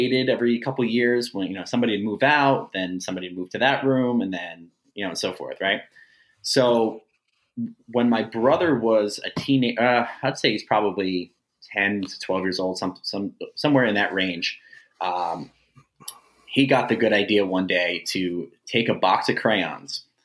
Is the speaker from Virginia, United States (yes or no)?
no; Jackson, New Jersey, United States; I grew up in Jackson, New Jersey my whole life, as far as being a kid.